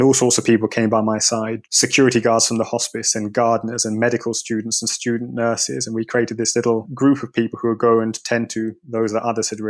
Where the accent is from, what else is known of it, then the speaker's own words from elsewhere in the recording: London, United Kingdom; moved away as an adult; also born or lived in East Africa; the experiences I had as a child growing up in London, the son of a Jamaican immigrant